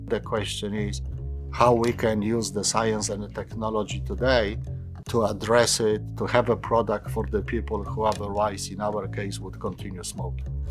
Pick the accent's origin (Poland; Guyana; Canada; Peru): Poland; also born or lived in London; my hometown